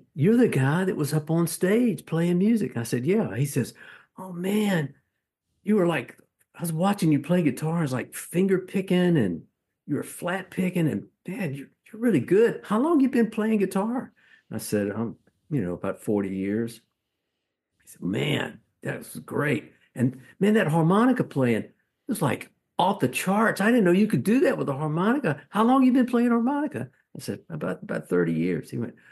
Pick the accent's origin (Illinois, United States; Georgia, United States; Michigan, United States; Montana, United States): Georgia, United States; Macon; moved away; also born or lived in Nashville; I'm from Macon, Georgia, which is also the home of … and …